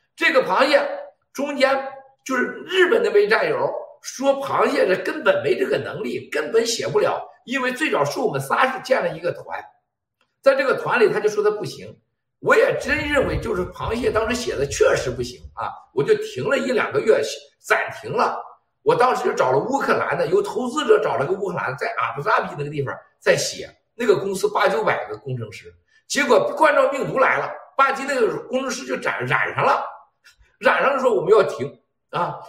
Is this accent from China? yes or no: yes; China; 我们中国人是真是有，啊，有了天下最美的这种善良的品德啊，还有了这种团结的智慧